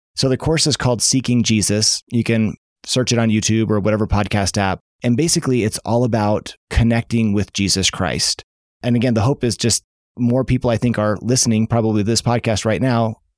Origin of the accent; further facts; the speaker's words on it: Seattle, Washington, United States; Because I grew up in Seattle